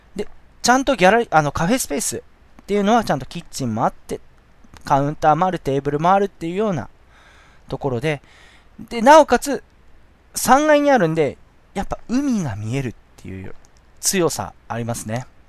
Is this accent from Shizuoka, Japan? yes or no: yes; Shizuoka, Japan; 僕の地元、静岡市